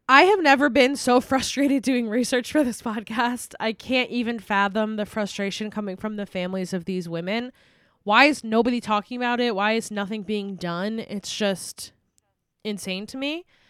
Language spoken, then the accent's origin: English; United States; we are from the United States